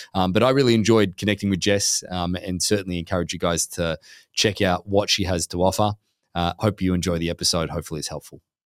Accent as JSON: {"language": "English", "town": "Gold Coast", "region": "Queensland", "country": "Australia", "moved": "yes", "lives_now": "Newport Beach, United States", "said": "we're from Australia originally. Gold Coast um, yep. is just down the road from Brisbane."}